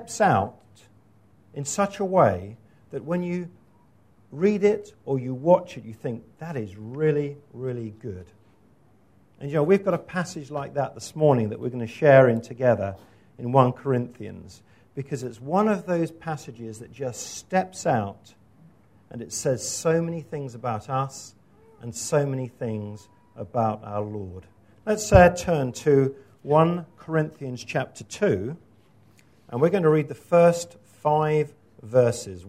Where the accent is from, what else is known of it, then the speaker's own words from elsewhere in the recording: Scotland, United Kingdom; moved away; my home country, which is Scotland